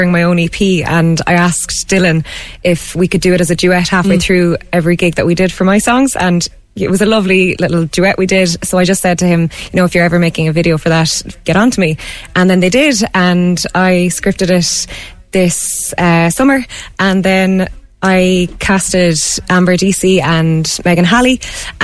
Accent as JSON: {"language": "English", "country": "Ireland", "said": "being an Irish person"}